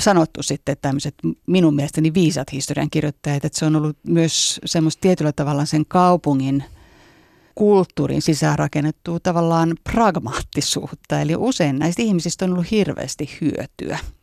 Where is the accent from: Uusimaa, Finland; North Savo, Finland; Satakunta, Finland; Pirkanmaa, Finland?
Uusimaa, Finland; Espoo; also born or lived in Helsinki / London; mä oon syntynyt Helsingissä ja asunut lapsuuden Espoossa